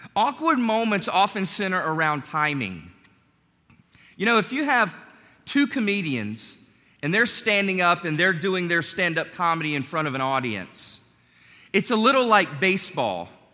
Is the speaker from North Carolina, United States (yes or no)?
yes; North Carolina, United States; My youth pastor growing up in North Carolina